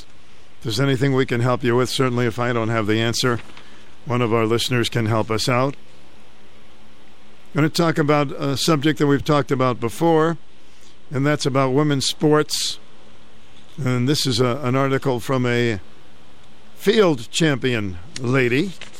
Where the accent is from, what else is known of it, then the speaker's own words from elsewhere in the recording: Glastonbury, Connecticut, United States; At five, I started competing in fun runs in my hometown of Glastonbury, Connecticut.